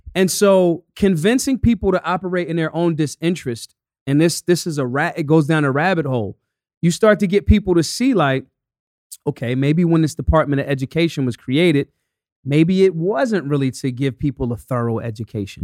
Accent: United States; I'm American

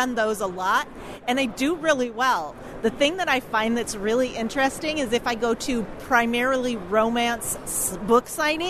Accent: Federal Way, Washington, United States; I'm from Federal Way.

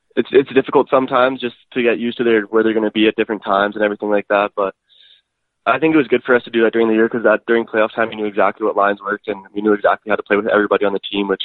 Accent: Edmonton, Alberta, Canada; Born and raised in Edmonton, Alberta.

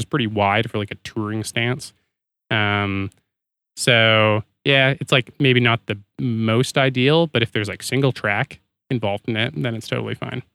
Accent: Canada; I'm Canadian.

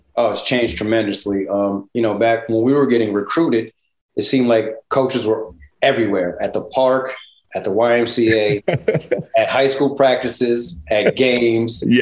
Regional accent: Connecticut, United States; I'm from Connecticut

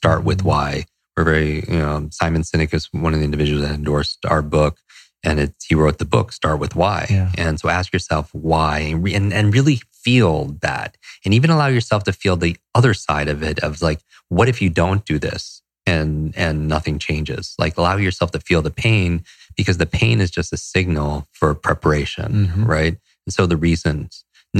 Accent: Northeast, United States; And I grew up in the Northeast. I despise the cold, but I still do it.

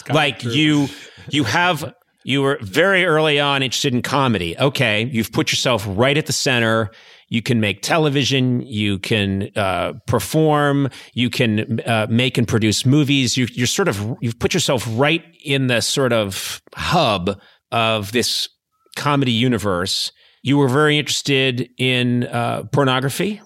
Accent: Boston, Massachusetts, United States; now in Los Angeles, United States; I come from the East Coast. You know, I come from Boston and and the outlying Massachusetts area

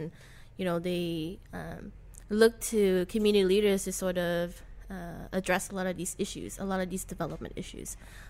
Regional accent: New Orleans, Louisiana, United States; I was born and raised in New Orleans East, yes.

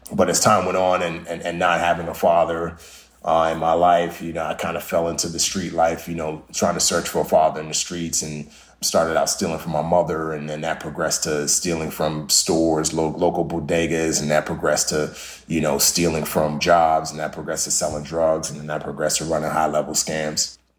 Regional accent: Nigeria; born there; Yeah, so I was born in Western Africa, specifically Nigeria.

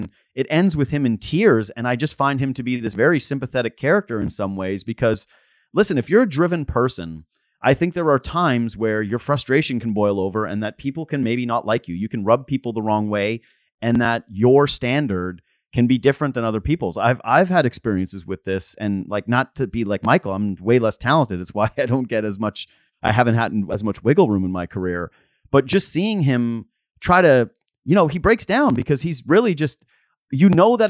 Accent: Canada; But maybe it's because we're Canadian and I grew up loving hockey

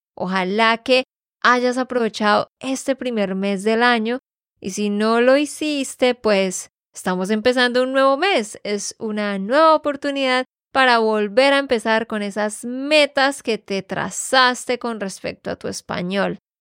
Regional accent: Santander, Colombia; de Santander, Colombia

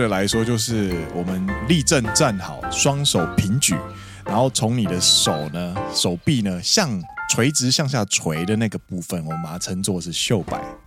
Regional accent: Taiwan; moved away as an adult; now in Japan; 我们台湾人呢，其实都会说和服

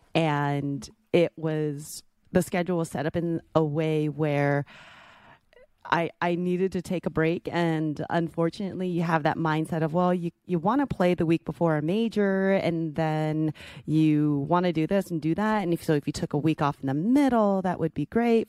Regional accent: the Bay Area, California, United States; moved away; I grew up in the Bay

